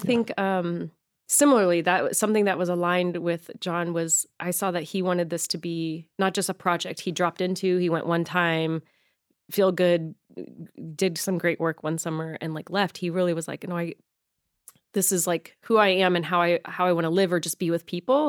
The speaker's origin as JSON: {"language": "English", "region": "Arizona", "country": "United States", "tie": "born or raised there", "also_born_or_lived": "Michigan", "moved": "yes", "lives_now": "Los Angeles, United States", "said": "I grew up in Arizona"}